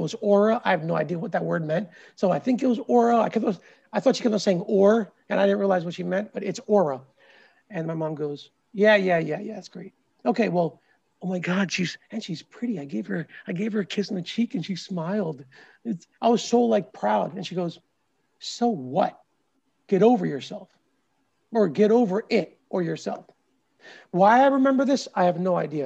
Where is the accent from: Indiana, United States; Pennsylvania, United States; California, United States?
Pennsylvania, United States; Philadelphia; also born or lived in India; I was born in India, came here when I was 3 and a half or 4. So it was one of my first memories in the U.S. being raised in the suburbs of Philadelphia